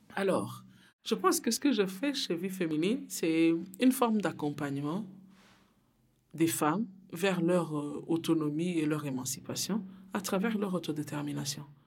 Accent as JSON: {"language": "French", "country": "Burundi", "moved": "yes", "lives_now": "Belgium", "said": "je viens d'Afrique, je viens du Burundi. Je, suis arrivée en Belgique en fuyant la guerre chez moi."}